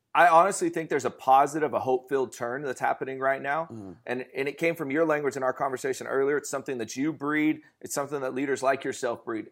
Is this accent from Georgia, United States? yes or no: no; Fresno, California, United States; I'm from Fresno, California